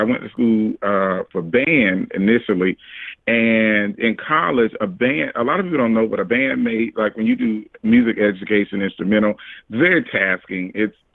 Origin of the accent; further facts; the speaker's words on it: Orangeburg, South Carolina, United States; now in Charleston, United States; I live in Charleston, South Carolina, by way of Orangeburg, South Carolina, but South Carolina